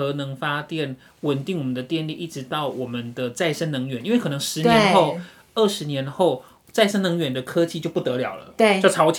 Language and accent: Chinese; Pingtung County, Taiwan; 因为毕竟我是屏东人嘛。